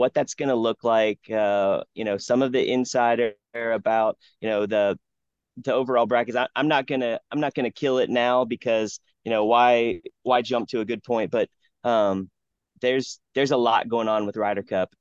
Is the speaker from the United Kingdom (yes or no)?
no; Ohio, United States; moved away; also born or lived in South Carolina; I grew up in Ohio